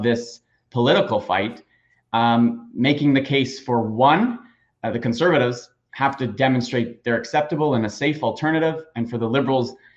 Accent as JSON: {"language": "English", "area": "York Region", "region": "Ontario", "country": "Canada", "tie": "born or raised there", "said": "Brampton, where I grew up in York region."}